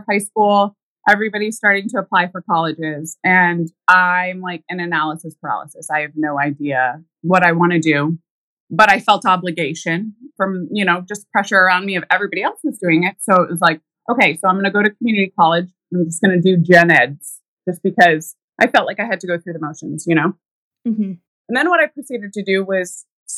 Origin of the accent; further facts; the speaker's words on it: Pittsfield, New Hampshire, United States; I grew up in a tiny town in New Hampshire called Pittsfield